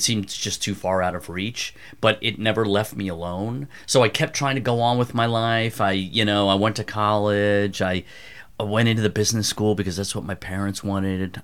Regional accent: outside Philadelphia, Pennsylvania, United States; moved away; also born or lived in Evanston, Illinois / New York; I grew up outside Philadelphia

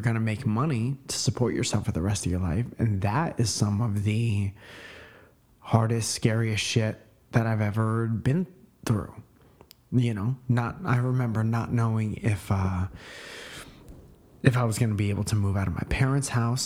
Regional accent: Connecticut, United States; moved away; When I was growing up in Connecticut, I was a musician

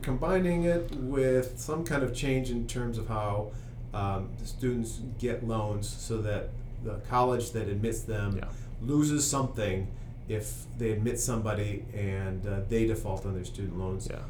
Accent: Peoria, Illinois, United States; now in Washington, D.C., United States; I'm from Peoria, Illinois

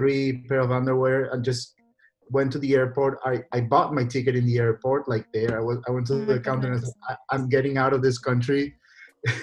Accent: Paraguay; I'm from Paraguay

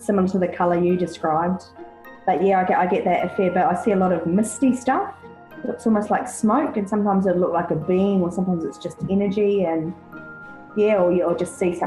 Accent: New Zealand; now in Australia; I'm a New Zealander, loving and living in Australia

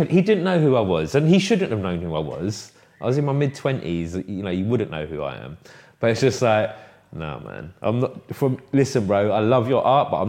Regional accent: London, United Kingdom; Yeah, like, I'm from Kilburn, man.

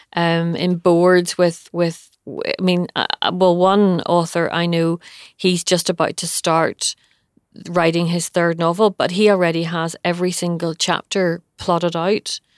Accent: Bangor, Northern Ireland, United Kingdom; born or raised there

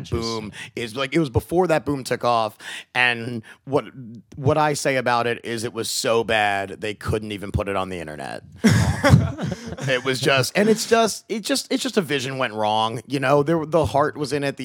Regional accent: Lutherville-Timonium, Maryland, United States; moved away as an adult; also born or lived in Pittsburgh / Los Angeles; I grew up right here, actually. I grew up in Lutherville, Timonium

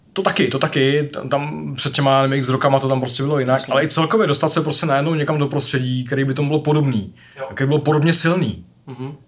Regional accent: Czechia; já jsem tady z Čech

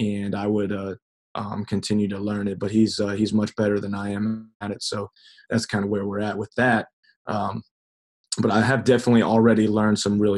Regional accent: Omaha, Nebraska, United States; You know, I never was. I could appreciate it, you know, because that's where I was.

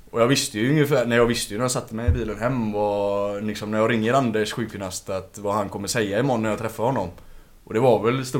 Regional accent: Gothenburg, Västra Götaland, Sweden; Från Gamlestan.

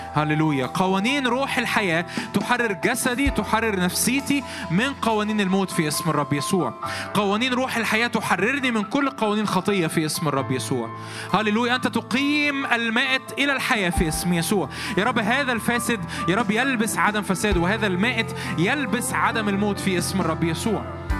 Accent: Egypt; also born or lived in Cairo; احنا مصريين ف وعايشين في القاهره

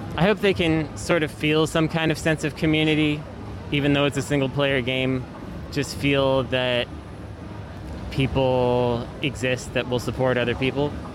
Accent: Bay Area, California, United States; I'm born and born and raised in the Bay Area

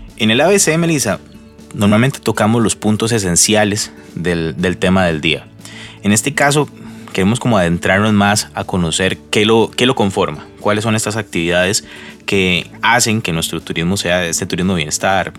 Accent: Costa Rica; nosotros como costarricenses

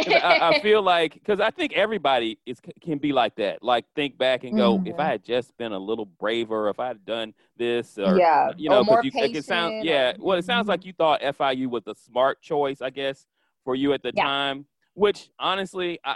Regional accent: Orlando, Florida, United States; now in Atlanta, United States; I'm originally from Florida too. I'm from Orlando.

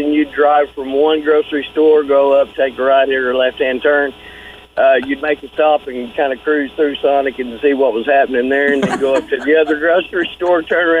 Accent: Sapulpa, Oklahoma, United States; I grew up in Sepulpa

